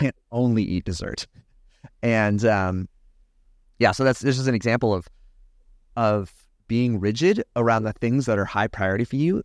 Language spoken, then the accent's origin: English; California, United States; I grew up in California.